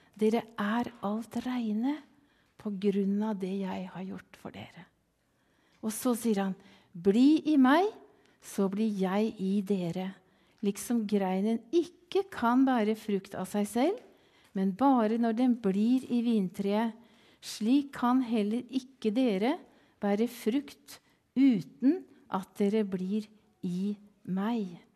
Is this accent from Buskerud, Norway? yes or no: no; Kvelde, Vestfold, Norway; moved away as an adult; also born or lived in Kenya / Sweden; jeg kommer ifra Kvelde